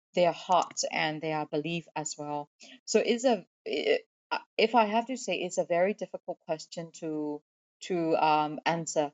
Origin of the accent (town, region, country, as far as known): Myanmar; born or raised there